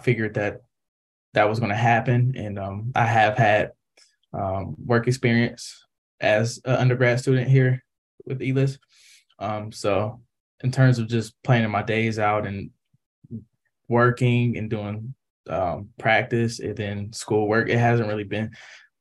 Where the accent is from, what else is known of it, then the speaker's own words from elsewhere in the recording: Columbus, Ohio, United States; moved away; I'm from Columbus, Ohio